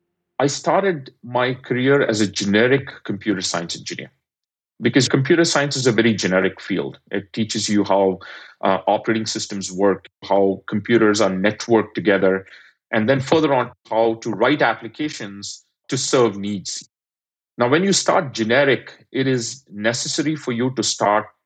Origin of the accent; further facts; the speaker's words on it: India; moved away as an adult; now in United States; given that I'm an immigrant, I grew up in India